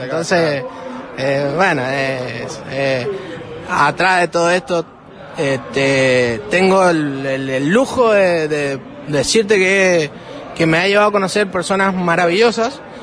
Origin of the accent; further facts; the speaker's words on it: northern Mendoza, Argentina; nosotros somos del norte de Mendoza, en la valle. Tenemos fincas, viñedos eh, propios